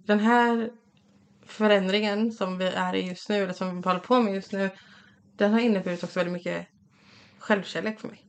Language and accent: Swedish; Fjärås, Halland County, Sweden; also born or lived in Kungsbacka; vi kommer från, alltså vi kommer inte riktigt från Kungsberg, vi kommer från Fjärås